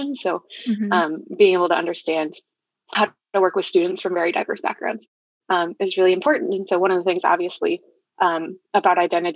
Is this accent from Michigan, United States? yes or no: yes; Flint, Michigan, United States; also born or lived in Ann Arbor, Michigan; I moved from the Ann Arbor area up towards the Flint area when I was around 10